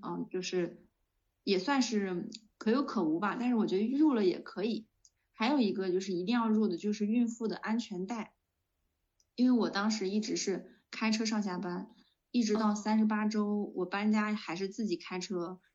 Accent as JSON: {"language": "Chinese", "region": "northern China", "country": "China", "said": "我是北方人"}